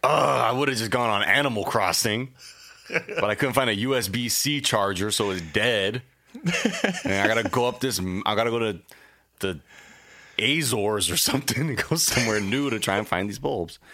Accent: United States

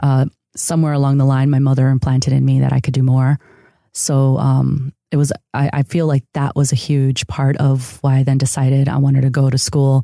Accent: outside of Chicago, Illinois, United States; first language Spanish; English is a second language; also born or lived in San Diego, California; now in Los Angeles, United States; I grew up in a city outside of Chicago that was a huge uh, neighborhood of immigrants from Mexico. Uh, so Spanish was actually my first language.

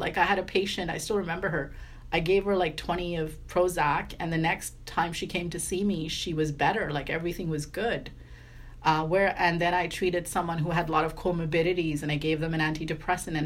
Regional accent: Vancouver, British Columbia, Canada; moved away as an adult; I'm from Vancouver

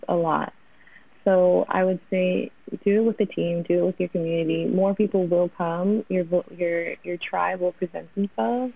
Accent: New York, United States; Born and raised in New York

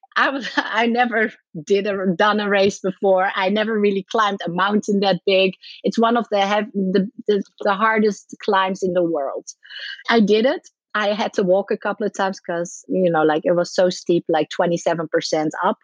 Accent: Netherlands; moved away as an adult; also born or lived in Ireland / Miami, United States; I'm from the Netherlands. I moved to Ireland

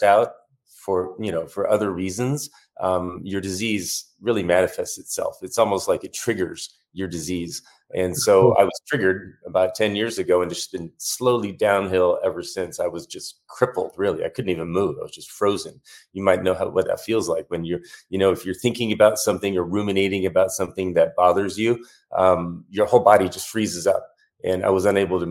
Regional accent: Tucson, Arizona, United States; I'm from Tucson, Arizona, where I still live right now with my two kids. And I was born here.

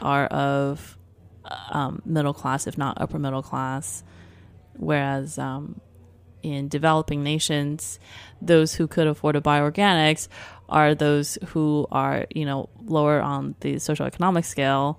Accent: Taipei, Taiwan; moved away; When I grew up in Taipei in the early eighties, there was not, um, clean supermarkets.

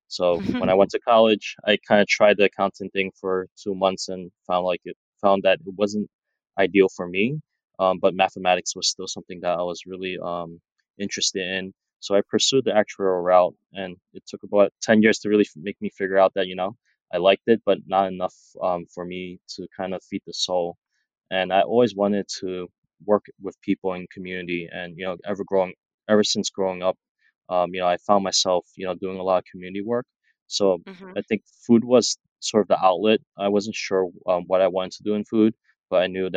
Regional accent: New York City, New York, United States; also born or lived in Chinatown, New York City; growing up in Brooklyn, we were living in Flatbush

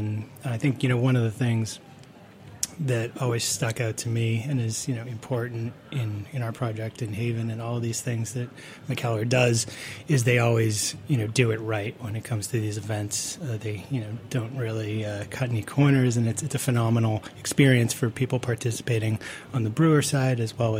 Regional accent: Boston, Massachusetts, United States; moved away; I'm actually from Boston originally

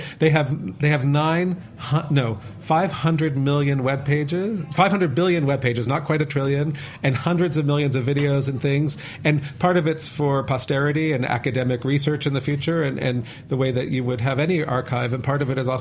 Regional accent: United States; I'm American

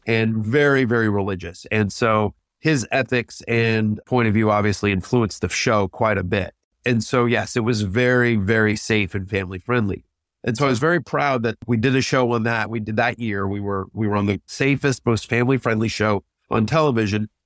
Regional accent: College Station, Texas, United States; moved away as an adult; I grew up in College Station, Texas

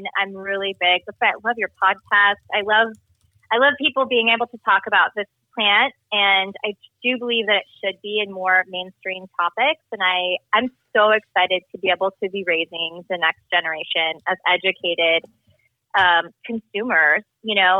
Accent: California, United States; moved away as an adult; now in Texas, United States; I'm from California, and I recently transplanted to Texas

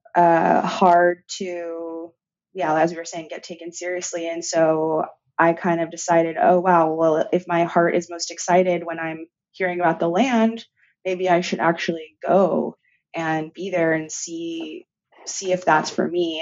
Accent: San Francisco, California, United States; in San Francisco, which is my hometown.

